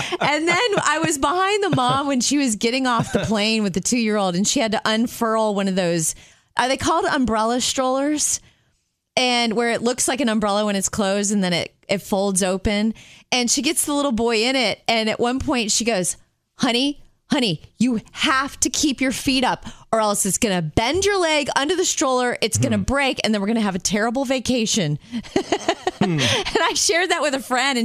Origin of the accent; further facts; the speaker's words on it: Jupiter, Florida, United States; in Palm Beach, where I live in Jupiter, I grew up in Jupiter, in Palm Beach, Florida